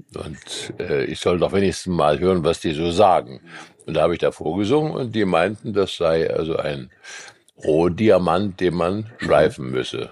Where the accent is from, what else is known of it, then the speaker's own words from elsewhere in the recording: Eisenberg, Thuringia, Germany; also born or lived in Weimar; now in Dresden, Germany; hatte ich eine Band in meinem Heimatort Eisenberg im Ostthüringischen